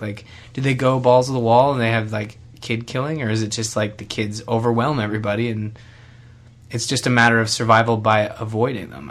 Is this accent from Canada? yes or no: yes; Canada; I'm Canadian